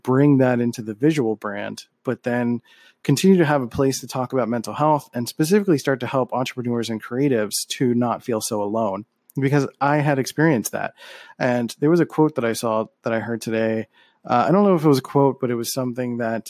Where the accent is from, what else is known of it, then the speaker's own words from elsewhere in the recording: Philadelphia, Pennsylvania, United States; I'm from Philly